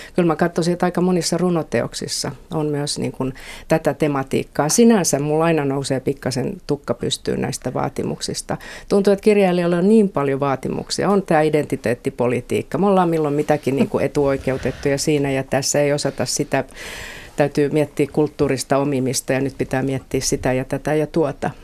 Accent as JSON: {"language": "Finnish", "town": "Helsinki", "region": "Uusimaa", "country": "Finland", "said": "Kalliosta olen kotoisin"}